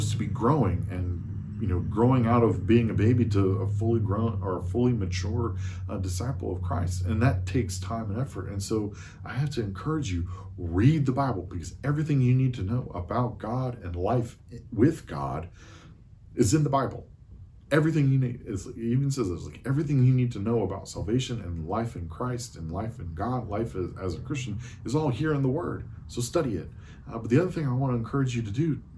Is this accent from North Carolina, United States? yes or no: yes; Eastern North Carolina, United States; I'm from Eastern North Carolina.